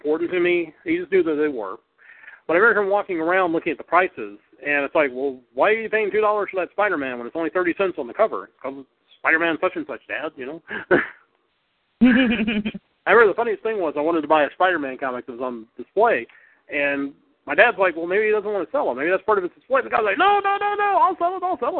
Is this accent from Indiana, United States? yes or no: no; Greensboro, North Carolina, United States; where I grew up at in Greensboro, North Carolina